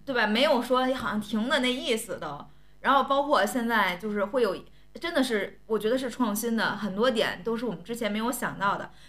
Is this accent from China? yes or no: yes; Tianjin, China; 我也想作为天津市民